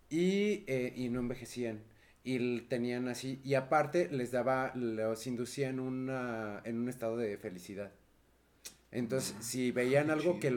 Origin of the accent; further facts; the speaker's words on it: Mexico City, Mexico; siendo chilangos, no